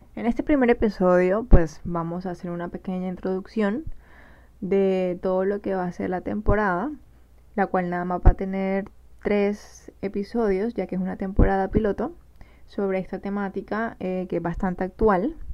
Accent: Barranquilla, Atlántico, Colombia; Soy diseñadora gráfica de Barranquilla, Colombia

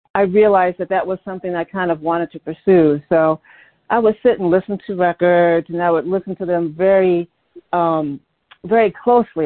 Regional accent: Detroit, Michigan, United States; now in New York, United States; I'm originally originally from Detroit, Michigan. That's my hometown

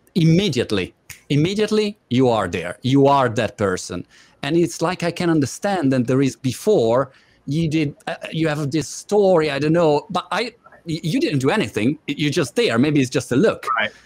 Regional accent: Italy; English is a second language; moved away as an adult; now in United Kingdom; I live in UK for eight years now. I'm Italian, as my British accent reveal, and my wife is British

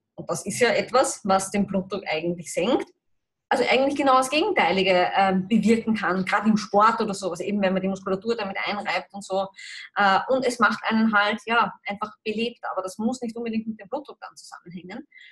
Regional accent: Austria; bei uns in Österreich, Europa

